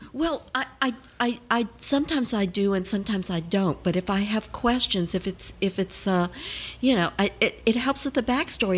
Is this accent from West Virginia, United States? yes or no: no; New Orleans, Louisiana, United States; I was born in New Orleans